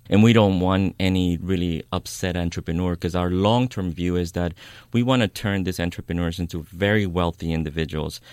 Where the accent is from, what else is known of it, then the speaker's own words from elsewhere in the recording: New York, United States; moved away as an adult; now in Oakland, United States; I grew up in New York. I moved to the Bay Area about 16 years ago to I Oakland